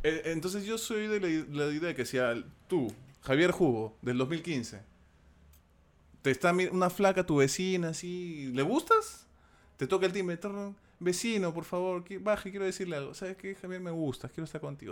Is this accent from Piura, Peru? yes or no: no; Lima, Peru; soy un limeño de pura cepa